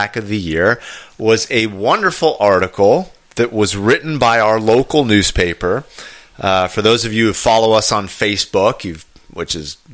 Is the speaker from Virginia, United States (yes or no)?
yes; Fairfax, Virginia, United States; now in Gaithersburg, United States; when I was growing up in Fairfax, it was The Connection.